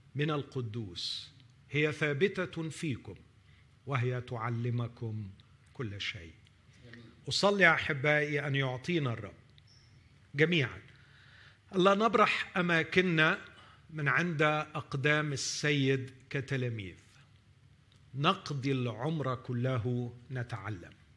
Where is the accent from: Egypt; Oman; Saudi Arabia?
Egypt; أننا كمصريين نعيش على ضفاف نهر النيل